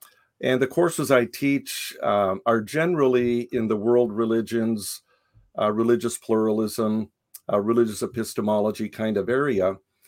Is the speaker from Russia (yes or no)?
no; Japan; moved away as an adult; It might be a little helpful in understanding the book to know that I was born in Japan. I grew up in Japan. My parents were missionaries there. So until age 18, I had that cross-cultural experience.